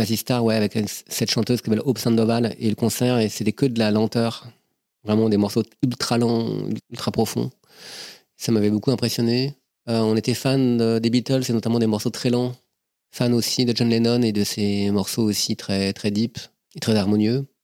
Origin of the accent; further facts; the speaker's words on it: Versailles, Île-de-France, France; je suis né à Versailles en 69